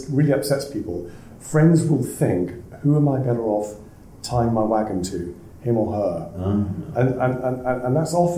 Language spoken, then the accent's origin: English; Wales, United Kingdom; I'm from Wales